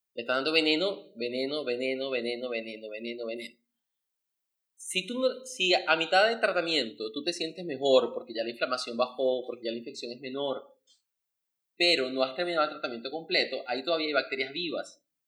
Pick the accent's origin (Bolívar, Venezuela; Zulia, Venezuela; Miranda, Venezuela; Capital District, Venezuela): Bolívar, Venezuela; Caicara del Orinoco; yo soy de, Calcara del Orinoco.